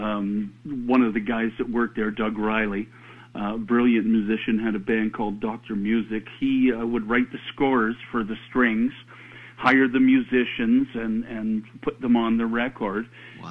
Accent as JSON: {"language": "English", "country": "Canada", "said": "we're Canadian"}